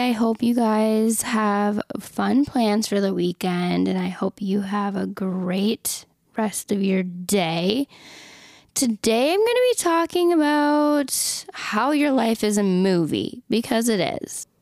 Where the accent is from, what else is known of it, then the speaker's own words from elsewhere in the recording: Minnesota, United States; moved away; living in Minnesota in my hometown